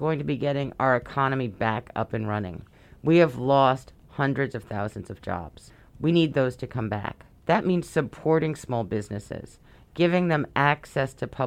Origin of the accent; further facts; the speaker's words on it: New York City, New York, United States; I was born and raised in Brooklyn